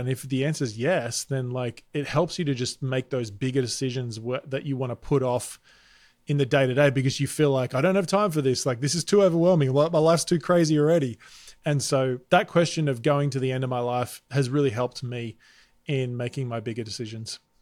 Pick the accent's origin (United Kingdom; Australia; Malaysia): Australia; moved away as an adult; now in United States; you can hear I'm Australian. We moved to America six years ago.